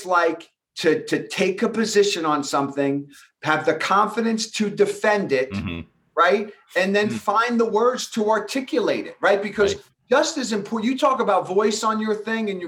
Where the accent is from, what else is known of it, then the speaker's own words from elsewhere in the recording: Long Island, New York, United States; accent: thick New York; I had this thick New York accent. I'm from New York and I grew up in a middle-class neighborhood. And, you know, we were Long Island proud